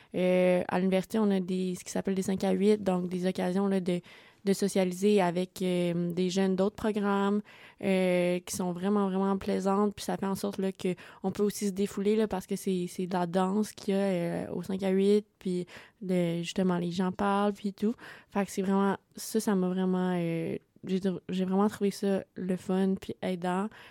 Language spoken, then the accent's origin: French; Sherbrooke, Quebec, Canada; je viens du cégep de Sherbrooke, donc je suis collégienne. Donc voilà, moi je n'ai pas déménagé